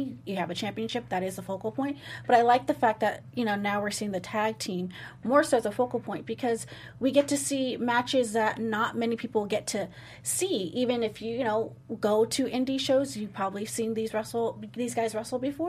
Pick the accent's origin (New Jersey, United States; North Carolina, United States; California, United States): California, United States; Southern; I'm born and raised in SoCal